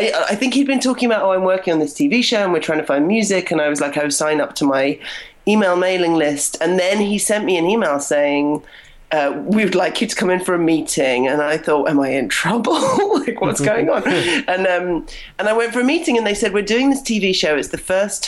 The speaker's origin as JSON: {"language": "English", "country": "United Kingdom", "moved": "as an adult", "lives_now": "Toronto, Canada", "said": "I'm British"}